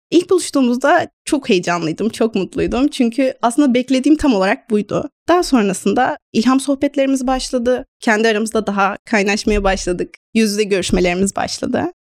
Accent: Konya, Turkey; moved away as an adult; now in Kayseri, Turkey; şu anda Kayseri'de okuyorum ve Konya'da büyüdüm.

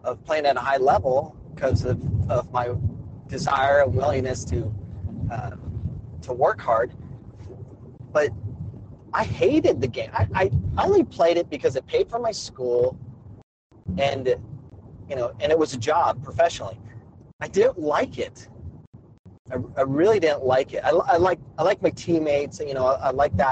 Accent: Arizona, United States; I grew up playing soccer in Arizona.

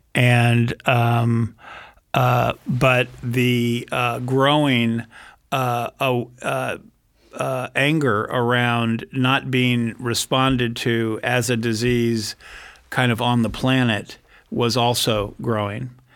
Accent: San Francisco Bay Area, California, United States; born or raised there

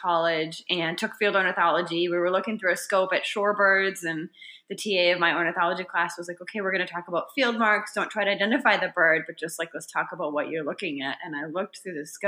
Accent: near Green Bay, Wisconsin, United States; I grew up in Wisconsin, near Green Bay

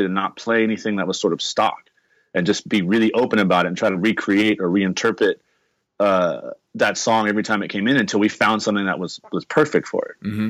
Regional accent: Los Angeles, California, United States; Basically, the West Coast Get Down is a collective of musicians that are born and raised in Los Angeles that all grew up together.

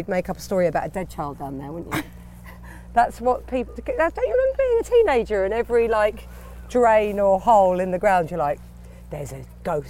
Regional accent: London, United Kingdom; I grew up west, sort of northwest.

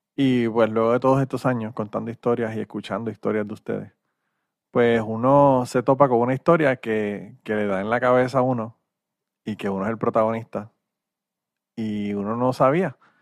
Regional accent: Puerto Rico; moved away; soy de Puerto Rico

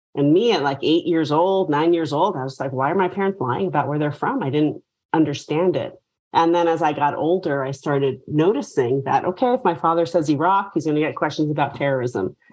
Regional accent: New York City, New York, United States; moved away; I'm from New York. So I grew up in New York City

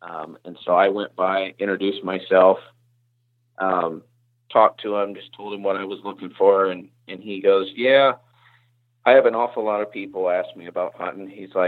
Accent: the South, United States; now in Indiana, United States; And I was not coming from the South where I grew up, I was not prepared for that.

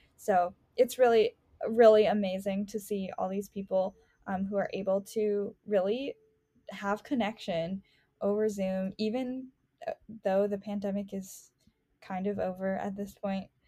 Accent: Chicago, Illinois, United States; I grew up in Rogers Park.

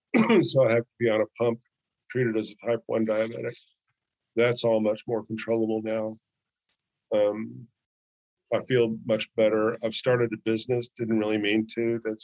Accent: Chicago, Illinois, United States; I came from a very violent town. I moved here from Chicago, and it's getting, you know, carjacking is a sport, you know, in Chicago.

